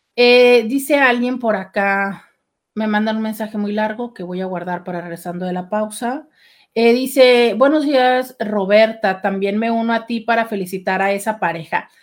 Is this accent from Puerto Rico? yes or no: no; Mexico; como mexicano